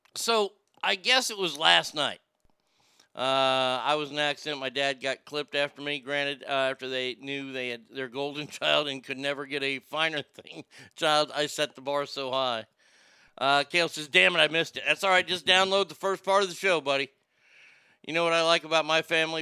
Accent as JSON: {"language": "English", "town": "Garland", "region": "Texas", "country": "United States", "tie": "born or raised there", "said": "my hometown"}